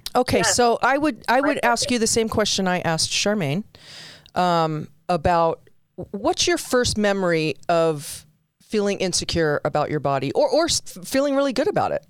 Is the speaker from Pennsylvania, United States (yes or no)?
no; Southern California, United States; I did a lot of growing up in Southern California, so we wore shorts to school.